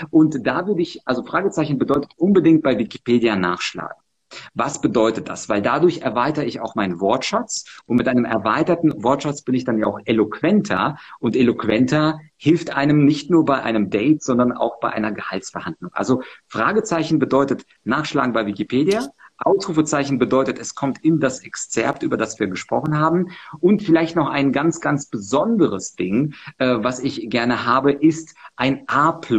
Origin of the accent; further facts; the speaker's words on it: Munich, Bavaria, Germany; ich bin ja aus München im englischen Garten